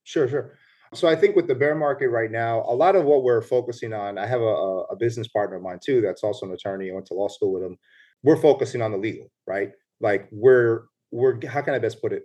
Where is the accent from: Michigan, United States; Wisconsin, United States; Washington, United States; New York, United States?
New York, United States; moved away as an adult; also born or lived in Puerto Rico (ancestry); now in Punta Cana, Dominican Republic; I'm born in New York, so I'm born and raised in the Bronx